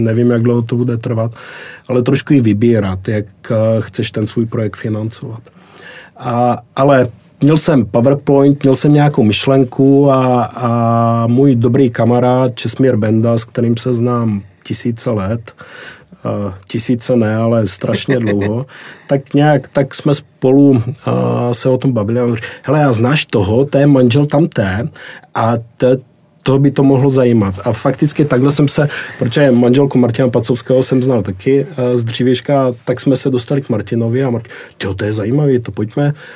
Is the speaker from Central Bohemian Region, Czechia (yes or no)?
no; Brno, South Moravian Region, Czechia; pocházím z Brna